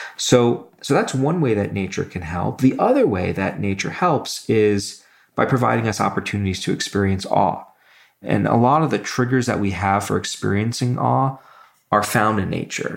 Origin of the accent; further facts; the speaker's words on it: New York City, New York, United States; moved away; also born or lived in Michigan; where I grew up in Brooklyn